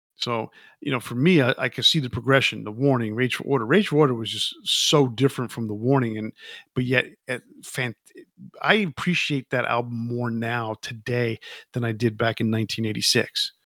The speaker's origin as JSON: {"language": "English", "region": "New York", "country": "United States", "tie": "born or raised there", "said": "I grew up in New York"}